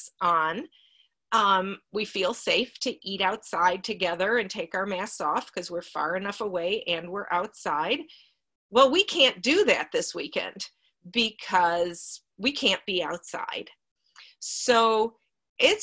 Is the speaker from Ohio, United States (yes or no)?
yes; Cleveland, Ohio, United States; now in Seattle, United States; I grew up in Cleveland